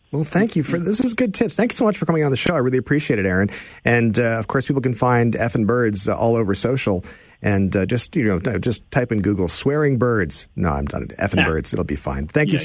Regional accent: Stratford, Ontario, Canada; I say I'm from Stratford

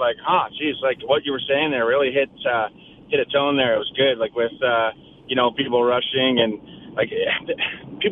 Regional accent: Kitchener, Ontario, Canada; I was born and raised in Kitchener

